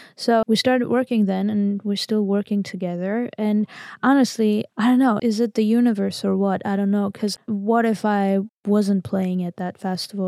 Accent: Armenia; English is a second language; I'm from Armenia

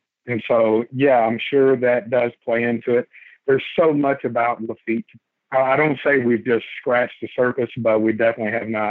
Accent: Baytown, Texas, United States; also born or lived in North Carolina; I am from Baytown, Texas. I was in the military. I actually joined the Army at 18, and I did that for about 10 years.

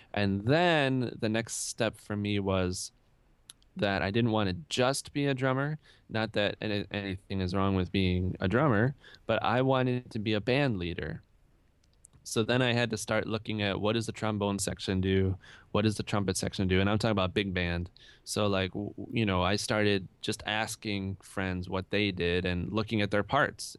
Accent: Rochester, New York, United States; I grew up in Rochester, New York, which I feel is a great place to grow up

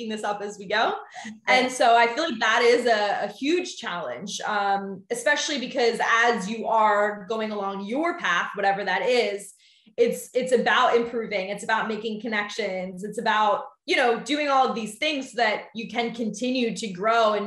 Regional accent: Philadelphia, Pennsylvania, United States; also born or lived in Ohio; I'm actually originally from Philly, born and raised

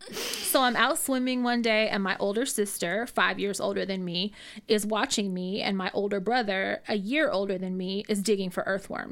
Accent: Rodeo, California, United States; I grew up in Rodeo.

